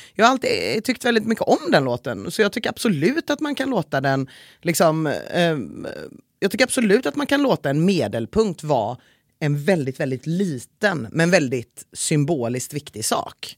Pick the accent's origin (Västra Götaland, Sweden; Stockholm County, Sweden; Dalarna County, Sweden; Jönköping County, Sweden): Västra Götaland, Sweden; Gothenburg; att vara göteborgare